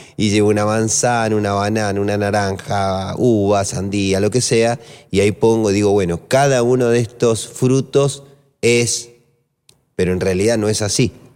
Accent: Maipú, Mendoza, Argentina; moved away; also born or lived in Lomas de Zamora; Me crié en Mendoza, en Maipú, en Coquimbito

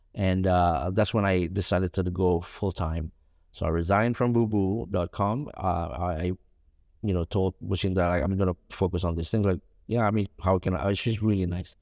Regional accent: Jakarta, Indonesia; also born or lived in Solo, Central Java; my whole life, I grew up in, in Jakarta

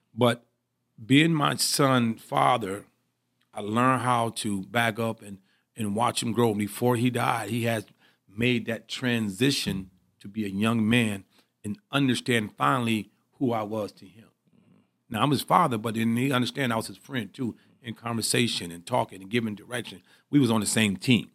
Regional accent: Pontiac, Michigan, United States; I'm from Pontiac, Michigan. I played at, uh, Pontiac Northern High School.

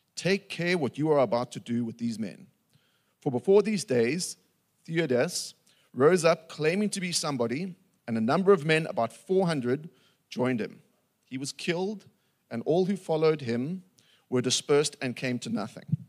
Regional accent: Cape Town, Western Cape, South Africa; also born or lived in Milnerton / Bloubergstrand; I was born and raised in Pinelands

